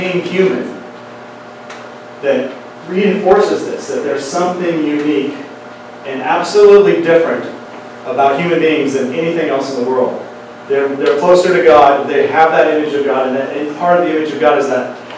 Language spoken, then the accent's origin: English; Wyoming, United States; also born or lived in Oklahoma City, Oklahoma; I grew up partially in Oklahoma City, but we moved to Wyoming when I was in third grade